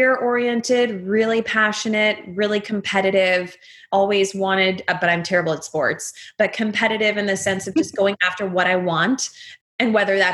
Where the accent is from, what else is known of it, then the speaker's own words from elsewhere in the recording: Atlanta, Georgia, United States; moved away; also born or lived in Texas / Northeast US; I also grew up in the South. So I was born in Atlanta, raised in Atlanta for most of my life, then also raised in Texas for the second half.